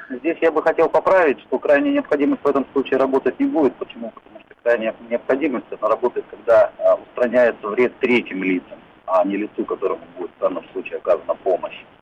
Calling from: Krasnodar, Krasnodar Krai, Russia; Я тоже из Краснодара.

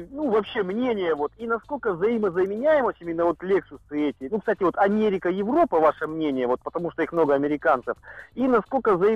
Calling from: Omsk, Omsk Oblast, Russia; я вообще из Омска звоню, из Сибири. То есть у нас здесь преимущественно праворукие машины

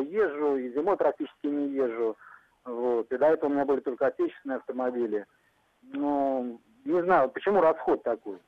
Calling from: Tver, Tver Oblast, Russia; Я, я звоню из Твери, вот, в областном городе я живу.

